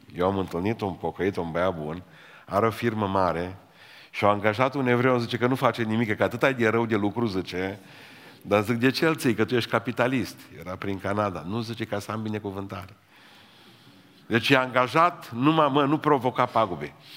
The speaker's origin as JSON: {"language": "Romanian", "country": "Romania", "said": "suntem români, români"}